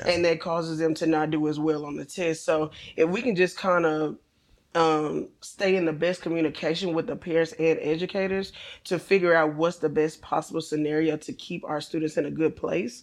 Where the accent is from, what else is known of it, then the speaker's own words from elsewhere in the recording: Bryan, Texas, United States; I grew up here in Bryan Ice D. Went through, um, elementary all the way through high school